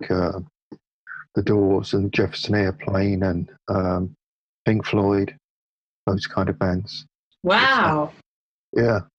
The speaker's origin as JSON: {"language": "English", "town": "Hounslow", "region": "London", "country": "United Kingdom", "tie": "born or raised there", "said": "Mostly in Hounslow. Yeah, just a little bit um, west of Ealing."}